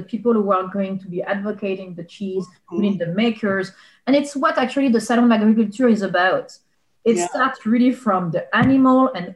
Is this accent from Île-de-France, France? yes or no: no; Bordeaux, Nouvelle-Aquitaine, France; English is a second language; moved away as an adult; also born or lived in Médoc; now in Penngrove, United States; I grew up in Bordeaux, and actually a little bit in Médoc, actually, which is a wine region in France